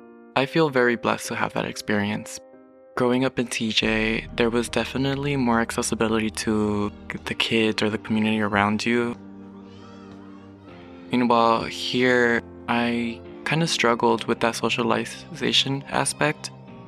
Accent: Los Angeles, California, United States; also born or lived in Long Beach / Tijuana; now in Pomona, United States; I was born in Long Beach, California. 2 weeks after I was born, I ended up moving to Tijuana. I lived there for a good 3-4 years. Then I would move to LA, shifting from city to city. And now I reside in Pomona.

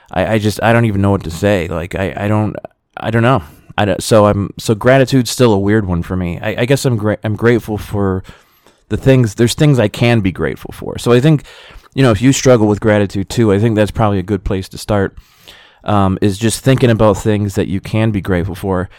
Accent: United States; being an American

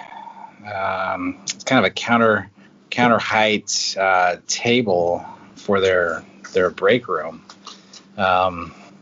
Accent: Northern Nevada, United States; I grew up in Northern Nevada. We were about 80 miles from Reno, and I grew up on a alfalfa farm

